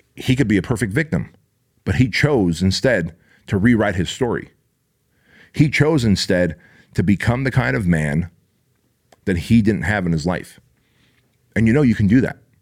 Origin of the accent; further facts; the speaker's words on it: Armenia; now in United States; I was born in Armenia, therefore I wasn't born in the U S